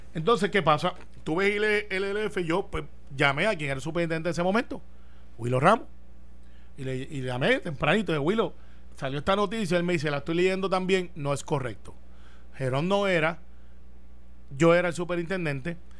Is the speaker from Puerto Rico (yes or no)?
yes; Humacao, Puerto Rico; por Humacao, por mi pueblo